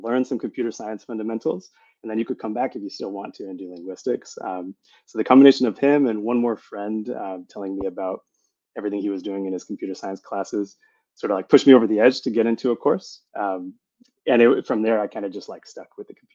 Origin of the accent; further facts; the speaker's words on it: Tucson, Arizona, United States; moved away as an adult; also born or lived in Seattle / Bay Area; I grew up in Tucson, Arizona